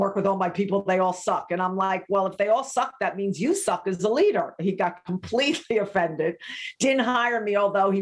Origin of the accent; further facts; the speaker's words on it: New York, United States; also born or lived in Laguna Beach, California; I'm a New Yorker through and through.